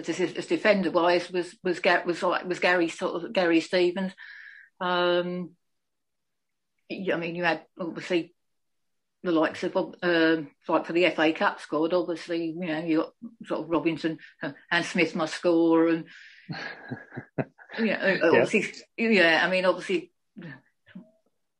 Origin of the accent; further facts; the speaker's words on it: Seaford, South East England, United Kingdom; also born or lived in Eastbourne; I was born in Eastbourne, but grew up in Seaford